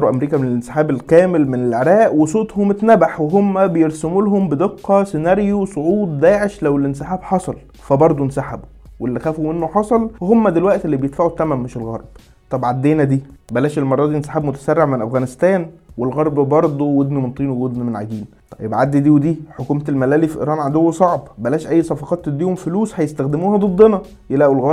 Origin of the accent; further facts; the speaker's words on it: Saudi Arabia; انا كسعوديه في الحاله دي مش هقول لك طب يا سيدي ما طياراتك كمان قتلت مدنيين